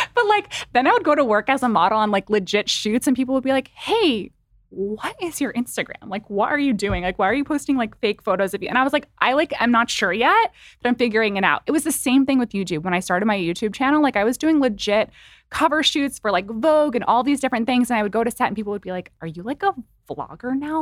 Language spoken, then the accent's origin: English; New York, United States; I'm from New York. My family was really close by.